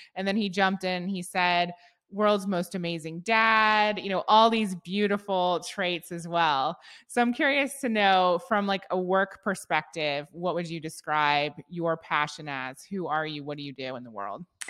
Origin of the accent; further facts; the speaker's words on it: Ohio, United States; I'm from the Midwest as well. I'm from Ohio. I grew up with entrepreneurs all around me